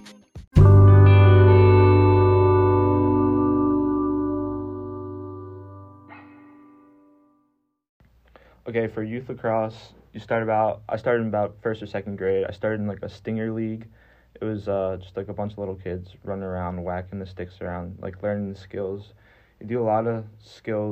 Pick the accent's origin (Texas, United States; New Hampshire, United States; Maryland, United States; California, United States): Maryland, United States; Baltimore; moved away; I'm from Baltimore, Maryland